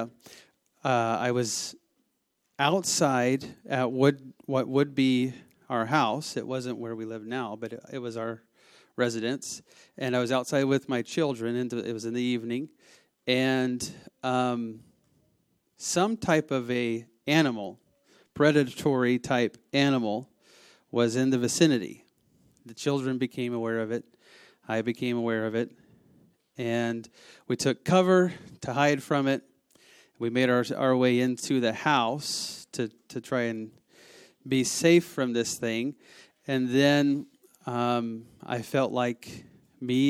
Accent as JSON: {"language": "English", "region": "the South", "country": "United States", "said": "I am from the South"}